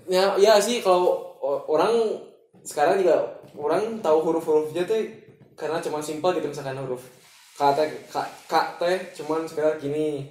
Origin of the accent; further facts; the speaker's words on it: Bandung, West Java, Indonesia; kita orang Bandung misalkan merantau ke Jakarta